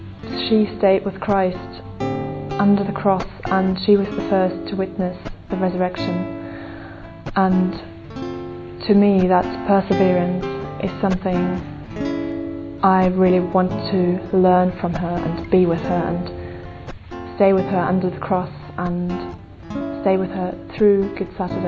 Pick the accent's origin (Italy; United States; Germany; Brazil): Germany; from Germany